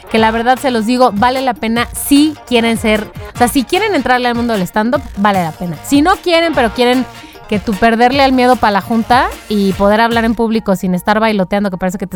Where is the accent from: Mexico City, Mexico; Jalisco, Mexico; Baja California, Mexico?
Mexico City, Mexico; moved away as an adult; now in Atlanta, United States; de la Ciudad de México, pero actualmente vivo en Atlanta. Em, los sigo desde el 2008, justo cuando me vine a vivir para acá.